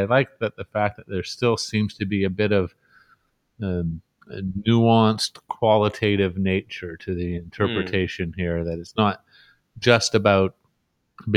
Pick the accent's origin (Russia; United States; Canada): Canada; as a Canadian